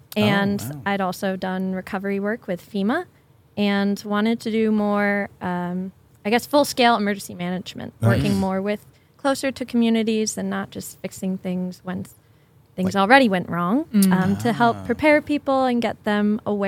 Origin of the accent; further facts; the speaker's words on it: Connecticut, United States; also born or lived in Washington; now in Kirkland, United States; I'm originally from the East Coast, but at the time I was living in a different state.